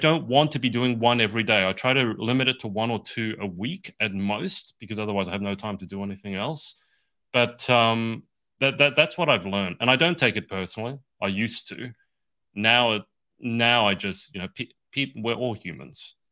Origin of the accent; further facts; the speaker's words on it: Australia; I'm from Australia. That's why I have this weird accent